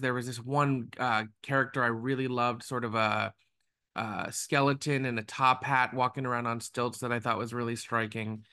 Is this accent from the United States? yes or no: yes; South Florida, United States; I grew up in South Florida.